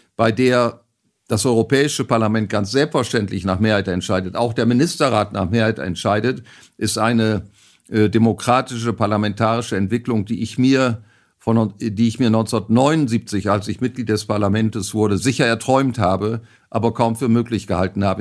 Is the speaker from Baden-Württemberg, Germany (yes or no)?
no; Bersenbrück, Lower Saxony, Germany; in meiner Geburtsstadt Bersenbrück im Landkreis Osnabrück